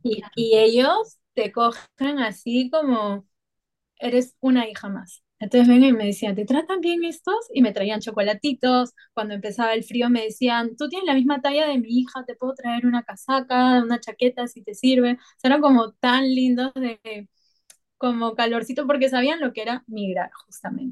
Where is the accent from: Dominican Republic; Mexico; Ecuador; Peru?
Peru; also born or lived in Paris; now in Bali, Indonesia; soy peruana